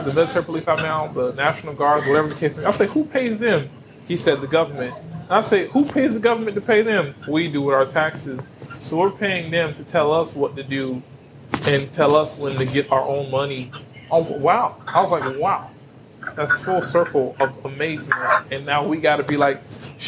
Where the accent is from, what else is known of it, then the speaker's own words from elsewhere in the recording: Miami, Florida, United States; moved away; I'm from Miami originally